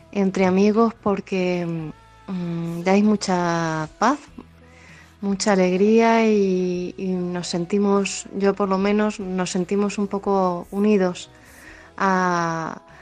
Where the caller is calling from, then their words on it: Ciudad Real, Castilla-La Mancha, Spain; Hola, buenas tardes. … de Ciudad Real.